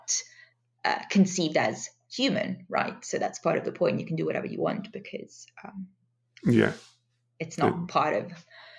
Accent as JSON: {"language": "English", "country": "Italy", "moved": "yes", "said": "I'm from Italy originally"}